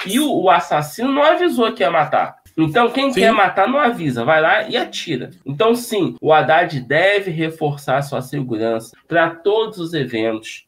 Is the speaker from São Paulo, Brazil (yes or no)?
no; Rio de Janeiro, Brazil; Para nós que somos aqui do Estado